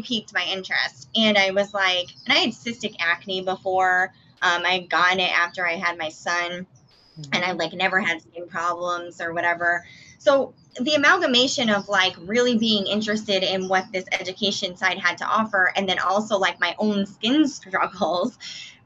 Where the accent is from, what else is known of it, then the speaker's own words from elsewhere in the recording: Massachusetts, United States; moved away; I'm originally from Massachusetts.